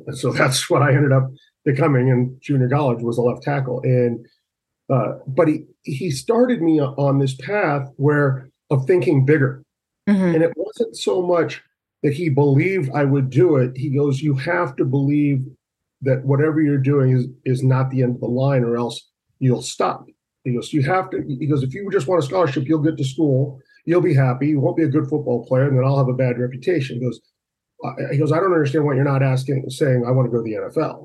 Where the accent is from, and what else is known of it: Huntington Beach, California, United States; born or raised there; moved away as an adult; also born or lived in Westminster, California